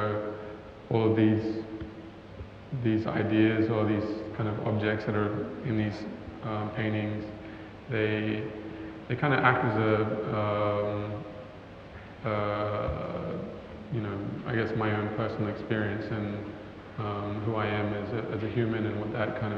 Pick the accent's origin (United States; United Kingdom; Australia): Australia; Cairns, Queensland; I grew up in Cairns